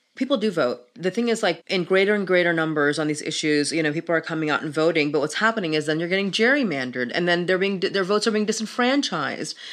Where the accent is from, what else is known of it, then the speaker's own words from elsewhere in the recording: Pakistan; moved away; I'm from Pakistan, I come from a Muslim family